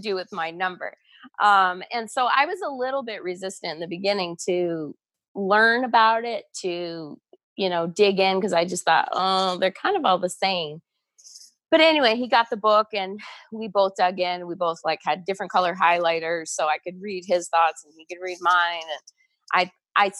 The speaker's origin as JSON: {"language": "English", "town": "Toronto", "region": "Ontario", "country": "Canada", "tie": "born or raised there", "also_born_or_lived": "Atlanta, United States", "moved": "yes", "lives_now": "Calgary, Canada", "said": "I grew up in the Toronto area"}